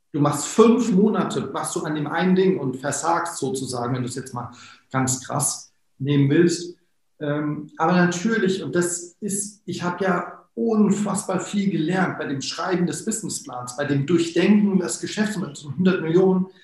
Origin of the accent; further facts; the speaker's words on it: Wiesbaden, Hesse, Germany; ich komme ja aus Wiesbaden